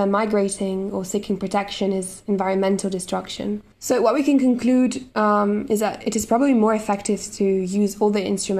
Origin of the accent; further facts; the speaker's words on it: Italy; In my home country, Italy